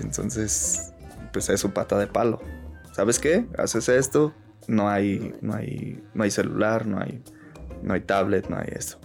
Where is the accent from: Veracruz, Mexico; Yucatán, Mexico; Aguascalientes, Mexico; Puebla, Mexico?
Aguascalientes, Mexico; Pabellón de Arteaga; yo soy nacido en Aguascalientes. Ahí me crié hasta los, hasta los seis, seis años. Eh, y por cosas del destino nos venimos ya a vivir acá a, Pabellón